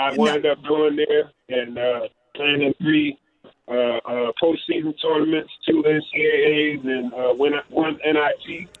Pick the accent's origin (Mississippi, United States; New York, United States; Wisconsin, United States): New York, United States; I'm a New Yorker.